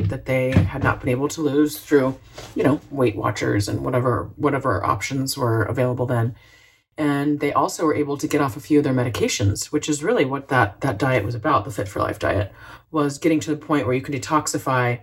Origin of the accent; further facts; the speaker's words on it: Florida, United States; I grew up in Florida, so we had Citrus City in our backyard